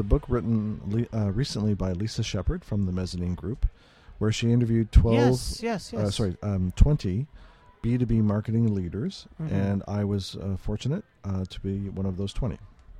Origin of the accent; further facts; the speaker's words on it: Oshawa, Ontario, Canada; now in Toronto, Canada; I'm originally from Oshawa.